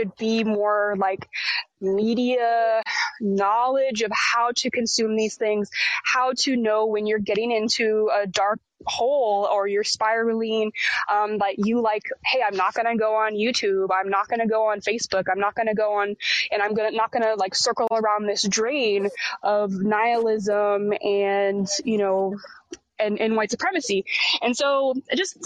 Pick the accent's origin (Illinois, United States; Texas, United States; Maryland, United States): Texas, United States; As a Texan myself